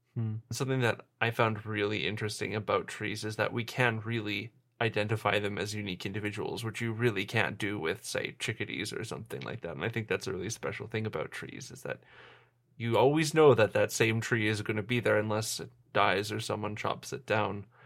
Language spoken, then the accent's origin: English; Winnipeg, Manitoba, Canada; now in Saskatoon, Canada; I'm from Winnipeg. I go there fairly often